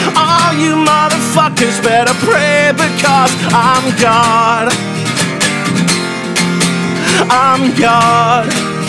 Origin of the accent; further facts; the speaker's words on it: Scotland, United Kingdom; and I'm Scottish, so prepare for some cold weather over there.